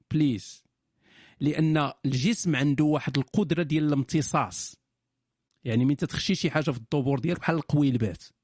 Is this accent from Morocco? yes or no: yes; Morocco; ولكن حيت انا مغربي ما عارفش شنو هي ديك القضيه ديال تمشي للطبيب